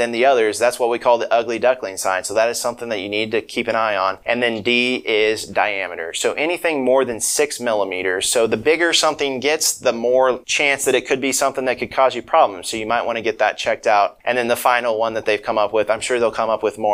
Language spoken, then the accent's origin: English; Kansas, United States; moved away as an adult; now in Jonesboro, United States; I'm originally from Kansas, and, you know, I've kind of been all over for the training. And, you know, I grew up in a small rural community.